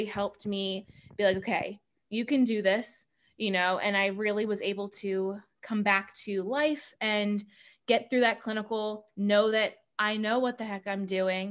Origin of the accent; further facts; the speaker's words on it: Howard County, Maryland, United States; growing up in Howard County, Maryland